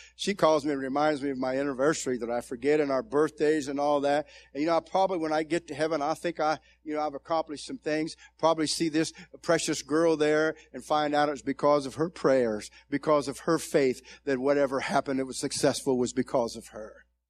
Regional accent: Zanesville, Ohio, United States; I came from Zanesville, Ohio, and ended up in a ten thousand member church as an associate pastor

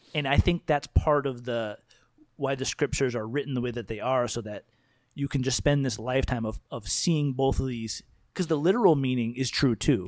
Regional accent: United States; I love my identity as an American person

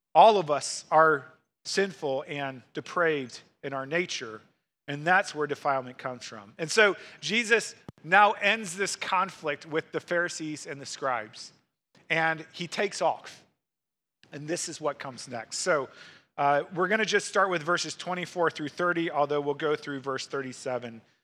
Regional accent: Missouri, United States; moved away as an adult; now in Wisconsin, United States; I grew up in Missouri

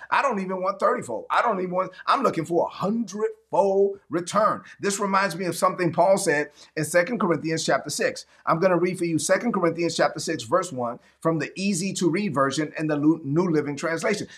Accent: New York City, New York, United States; moved away; growing up in East New York, Brooklyn

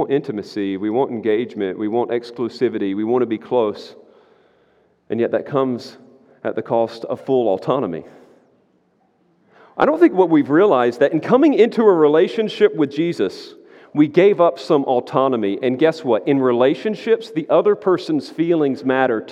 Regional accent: United States; I'm an American

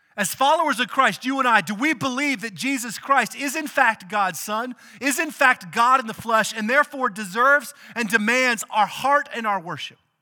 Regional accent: outside of Austin, Texas, United States; we grew up outside of Austin

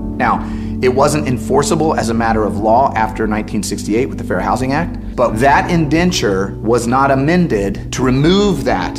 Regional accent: St. Louis, Missouri, United States; I grew up in St. Louis. I'm a St. Louis guy. My dad grew up here. His dad's from here.

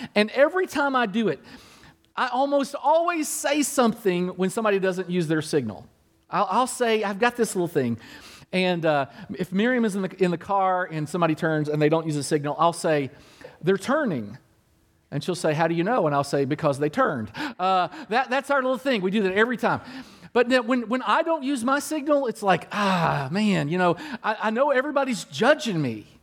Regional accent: Kentucky, United States; My mom and dad were from Kentucky. I was born in Kentucky

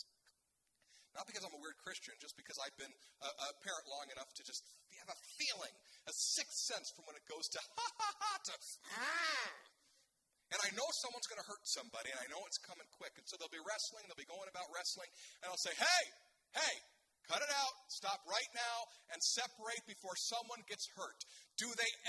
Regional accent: United States; I'm an American

